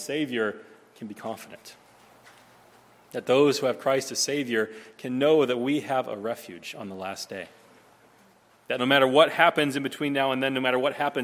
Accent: Nebraska, United States; growing up in Nebraska

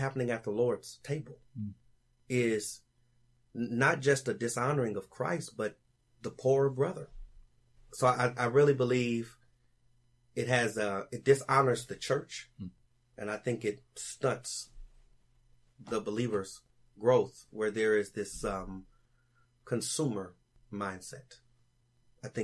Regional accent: Los Angeles, California, United States; I'm from Los Angeles

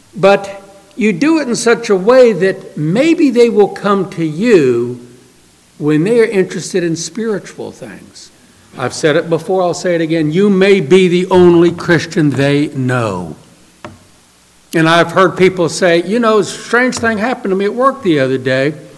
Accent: New Orleans, Louisiana, United States; I grew up in New Orleans

